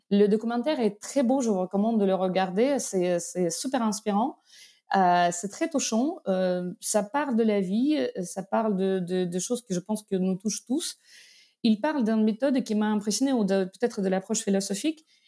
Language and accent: French; Belarus; French is a second language; moved away as an adult; also born or lived in Moscow, Russia; now in France; D'origine, je suis de Biélorussie.